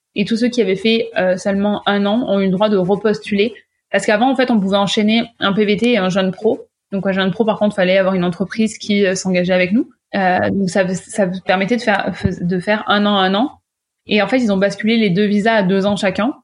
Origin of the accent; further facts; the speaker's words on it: Ardèche / Drôme, banks of the Rhône, Auvergne-Rhône-Alpes, France; moved away as an adult; now in Toronto, Canada; je suis ardéchoise, mais souvent je me présente comme drôme ardéchoise puisque j'ai grandi sur le bord du Rhône